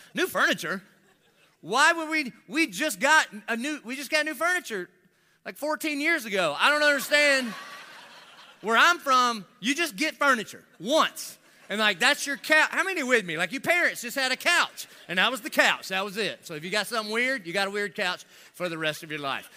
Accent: United States; I'm about as American as it gets.

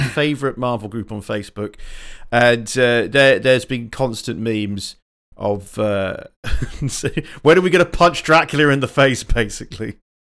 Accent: England, United Kingdom; I'm a Southerner

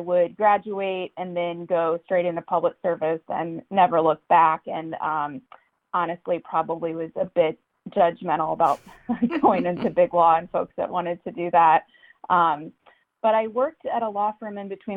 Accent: Charlottesville, Virginia, United States; moved away as an adult; now in Washington, D.C., United States; I grew up in Charlottesville, Virginia

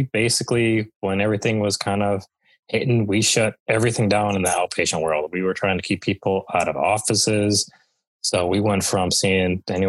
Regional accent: Michigan, United States; moved away as an adult; now in Morganton, North Carolina, United States; You know, I grew up in the Midwest, grew up in Michigan, and lived there for, 30 years

